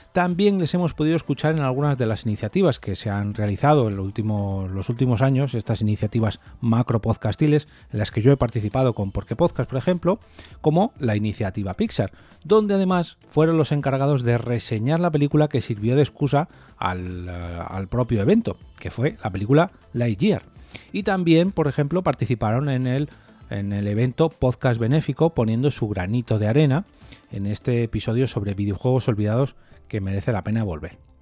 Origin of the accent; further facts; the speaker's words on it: Madrid, Community of Madrid, Spain; yo soy de Madrid